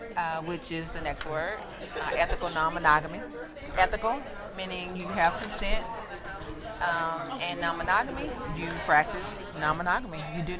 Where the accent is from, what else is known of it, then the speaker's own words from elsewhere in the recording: Dallas, Texas, United States; I'm from Dallas, Texas. Mm-hmm, born and raised.